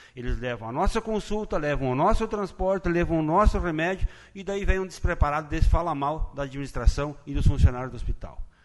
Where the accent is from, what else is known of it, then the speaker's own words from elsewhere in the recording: Lagoa Vermelha, Rio Grande do Sul, Brazil; Aqui no nosso município e na terra onde eu me criei